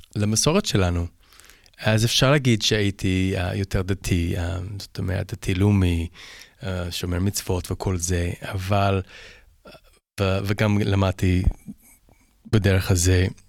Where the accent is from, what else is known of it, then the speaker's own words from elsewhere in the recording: Toronto, Ontario, Canada; Hebrew is a second language; also born or lived in Vancouver Island, British Columbia; now in Israel; אני גדלתי בקנדה